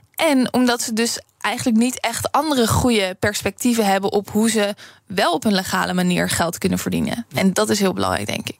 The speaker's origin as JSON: {"language": "Dutch", "country": "Netherlands", "said": "wij als Nederlanders"}